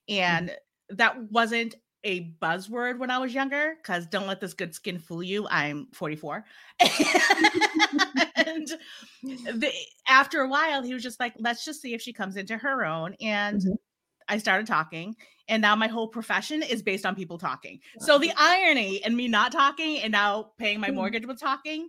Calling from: Massachusetts, United States; So I am joining you from Massachusetts in the United States of the Americas.

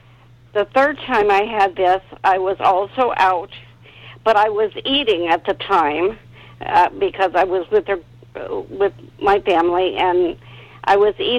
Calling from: Bay Area, California, United States; I'm calling from the Bay Area

